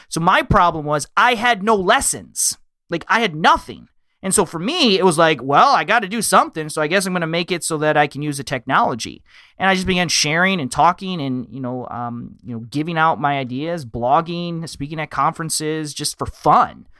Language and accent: English; Michigan, United States; I live in the Midwest. I'm from Michigan.